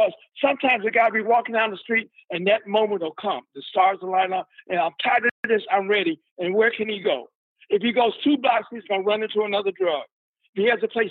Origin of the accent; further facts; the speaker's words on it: Chicago, Illinois, United States; now in San Francisco, United States; I'm from Chicago.